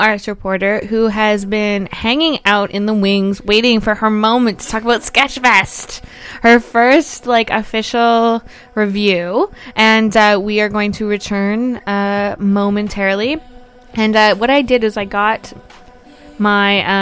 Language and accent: English; Canada